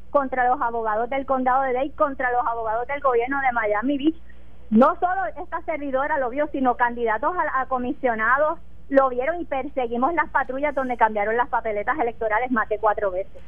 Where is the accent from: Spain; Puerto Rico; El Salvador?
Puerto Rico; yo amo mi pueblo y estoy muy orgullosa de los puertorriqueños